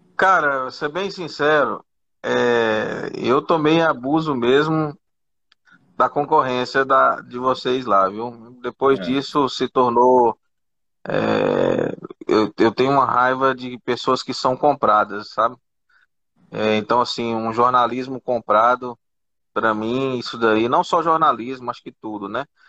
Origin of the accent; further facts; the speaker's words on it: Goiás, Brazil; eu sou do Goiás